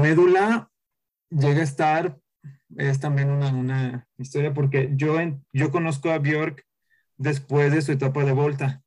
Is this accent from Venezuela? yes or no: no; a town in the interior of Jalisco, Mexico; moved away as an adult; now in Guadalajara, Mexico; soy de Guadalajara, de la capital de, de aquí de, Jalisco, soy de un pueblo del interior